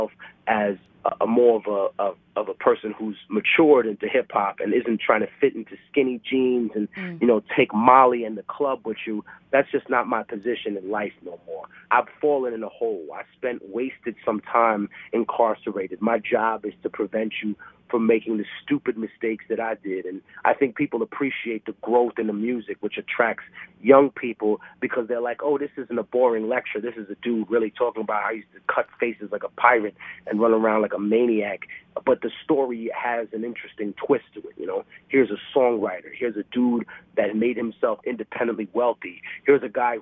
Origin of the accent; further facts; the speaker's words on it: New York City, New York, United States; I grew up in Harlem